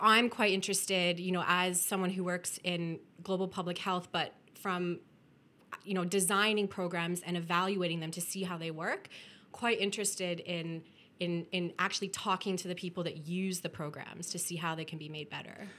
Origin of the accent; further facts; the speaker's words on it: Welland, Ontario, Canada; moved away; I was born and raised in Welland